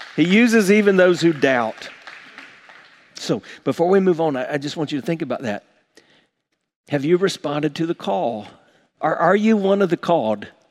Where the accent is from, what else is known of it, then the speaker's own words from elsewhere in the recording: South Carolina, United States; moved away; growing up in South Carolina, I kind of grew up with a simple life